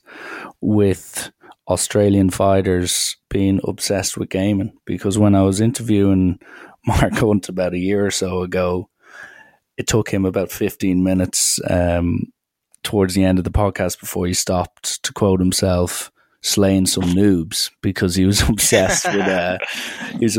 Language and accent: English; Ireland; me being Irish